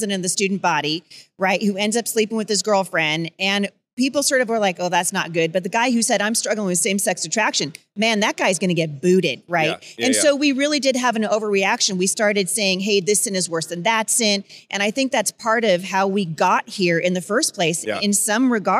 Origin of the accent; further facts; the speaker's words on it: Pacific Northwest, United States; I come from the Pacific Northwest